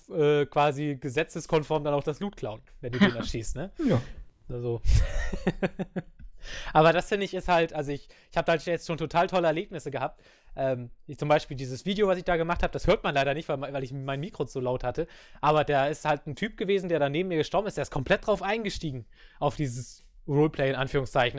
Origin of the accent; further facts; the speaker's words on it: Germany; ich komme aus Deutschland